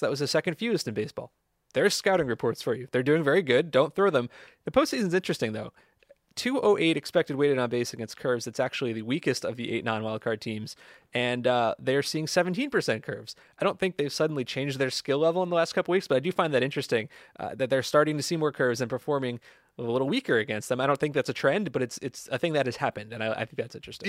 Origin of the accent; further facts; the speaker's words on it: New Jersey, United States; I'm no Southern California native. I'm from New Jersey